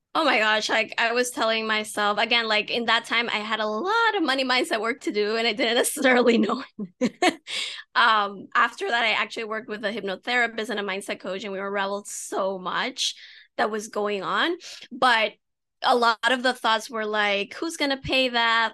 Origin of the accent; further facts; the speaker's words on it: United States; I have Dominican parents, even though I was born in the States